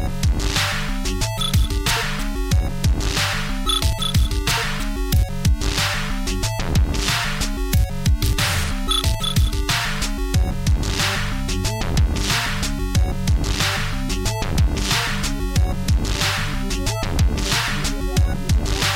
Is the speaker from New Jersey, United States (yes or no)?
yes; New Jersey, United States; Ever since I watched my first episode of The Twilight Zone on WPIX Channel 11 growing up in New Jersey